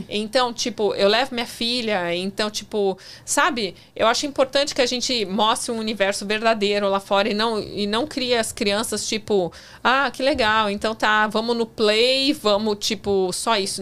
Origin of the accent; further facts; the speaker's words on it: São Paulo, Brazil; moved away as an adult; also born or lived in Tampa, Florida / New York; eu nasci em São Paulo.